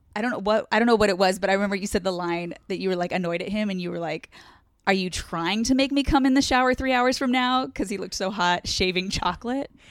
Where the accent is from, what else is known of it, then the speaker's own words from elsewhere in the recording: Orange County, California, United States; also born or lived in San Diego, California; I'm from Orange County